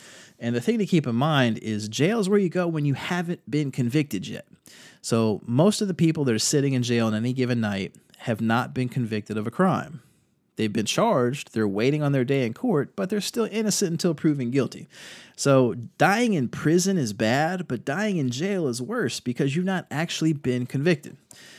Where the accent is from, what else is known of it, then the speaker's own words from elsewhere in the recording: North Carolina, United States; Here in my home state of North Carolina